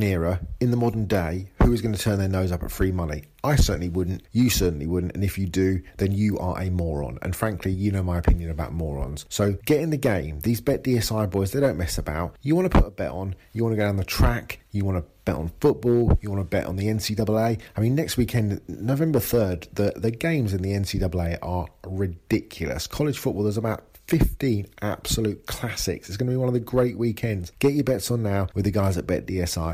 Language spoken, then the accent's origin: English; England, United Kingdom; I'm English